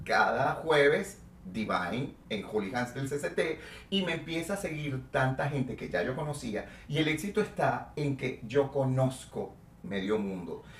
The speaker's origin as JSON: {"language": "Spanish", "country": "Venezuela", "also_born_or_lived": "Mexico City, Mexico", "moved": "as an adult", "said": "estoy en mi país"}